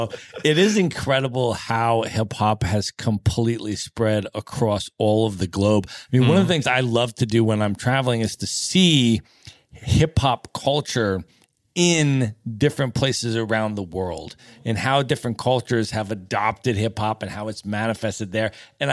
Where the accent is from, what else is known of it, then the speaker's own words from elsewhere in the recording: Los Angeles, California, United States; he had asked me, like, where are you from? I'm like, Los Angeles